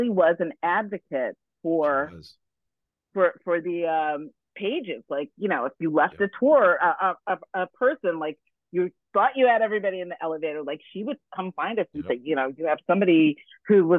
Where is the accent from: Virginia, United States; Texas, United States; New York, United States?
New York, United States; New York City; I was from New York